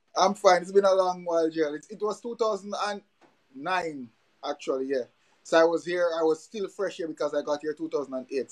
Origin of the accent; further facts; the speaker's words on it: Jamaica; now in Dominica; growing up in Jamaica